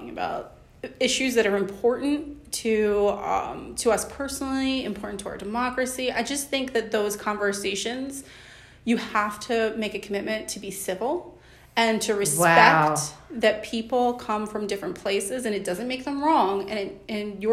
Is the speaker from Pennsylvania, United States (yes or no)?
yes; Philadelphia, Pennsylvania, United States; moved away as an adult; now in Boyertown, United States; I was born and raised in Philadelphia